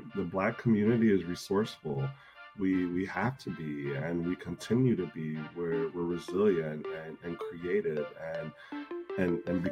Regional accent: Chicago, Illinois, United States; moved away as an adult; now in Minneapolis, United States; I grew up in the Chicago area

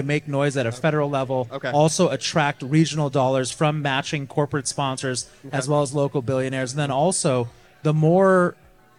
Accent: California, United States; now in Tampa Bay, United States; I'm from California originally

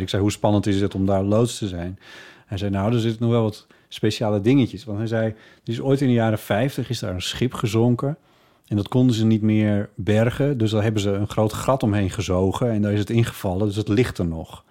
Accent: Friesland, Netherlands; ik ben opgegroeid in Friesland.

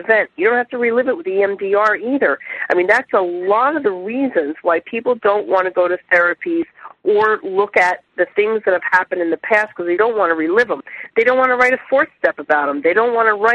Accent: New Jersey, United States; also born or lived in Miami/Fort Lauderdale/Palm Beaches, Florida; now in South Florida, United States; I was raised in New Jersey

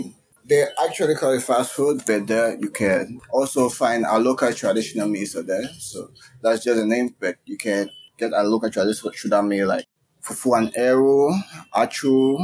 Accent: Cameroon; us Cameroonians

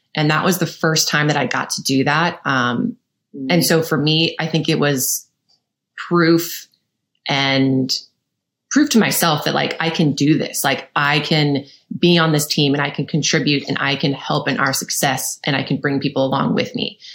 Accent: St. Louis, Missouri, United States; I'm from St. Louis, Missouri

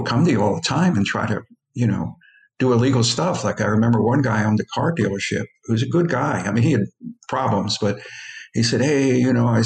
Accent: Philadelphia, Pennsylvania, United States; I grew up among Italians in South Philly

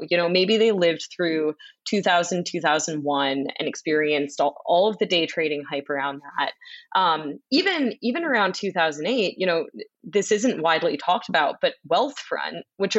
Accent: Boston, Massachusetts, United States; I grew up in Boston, so I was a Boston sports fan.

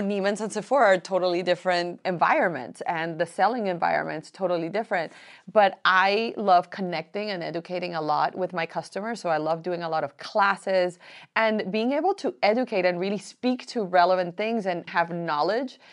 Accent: Colombia; also born or lived in Miami; now in United States; I am from Colombia

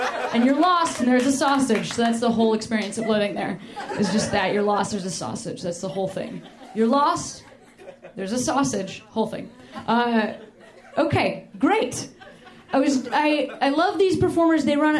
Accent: Chicago, Illinois, United States; moved away; my hometown of Chicago

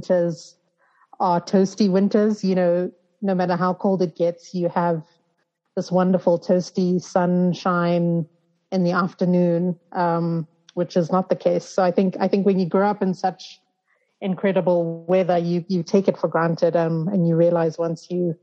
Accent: Zimbabwe; moved away as an adult; also born or lived in United States; growing up in Zim

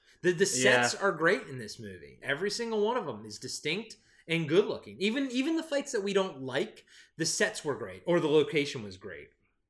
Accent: Maryland, United States; accent: Maryland; I think that's my Maryland accent coming through.

